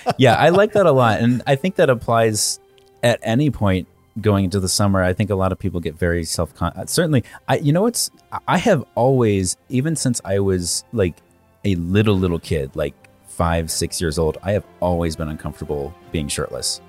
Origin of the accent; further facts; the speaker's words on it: Virginia, United States; I'm from Virginia.